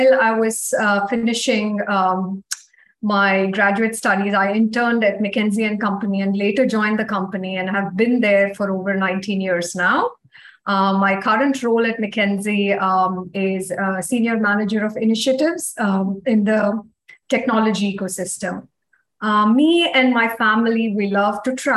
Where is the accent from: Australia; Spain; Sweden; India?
India; Bangalore, Karnataka; moved away as an adult; also born or lived in France; now in Princeton, United States; I was born and brought up in Bangalore